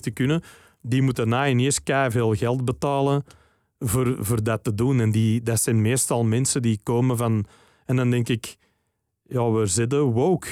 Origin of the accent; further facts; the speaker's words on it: Flanders, Belgium; wij zijn België en bij verlenging Vlaanderen